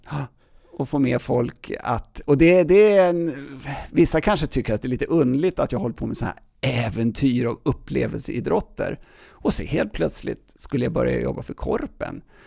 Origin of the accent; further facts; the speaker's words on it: Täby, Stockholm County, Sweden; accent: Stockholm dialect; moved away as an adult; also born or lived in United States / Åre; now in Stockholm, Sweden; i Täby jag uppväxt